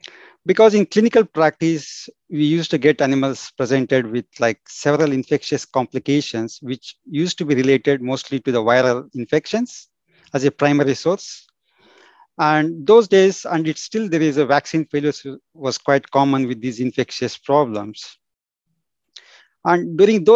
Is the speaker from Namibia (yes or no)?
no; southern India, India; moved away as an adult; also born or lived in Belgium; now in United Kingdom; I'm from India, particularly in southern part of India